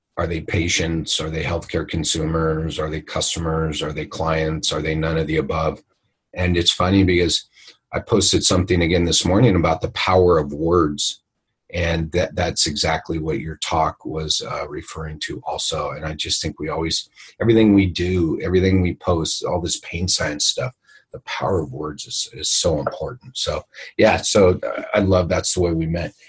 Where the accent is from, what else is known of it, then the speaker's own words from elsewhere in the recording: California, United States; I'm from California